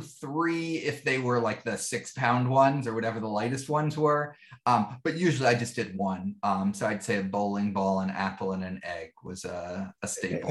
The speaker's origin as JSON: {"language": "English", "town": "New York City", "region": "New York", "country": "United States", "tie": "born or raised there", "said": "I grew up in Greenwich Village in New York City"}